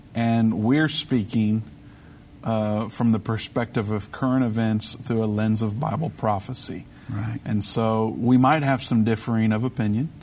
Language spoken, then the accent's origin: English; United States; as an American and as a Christian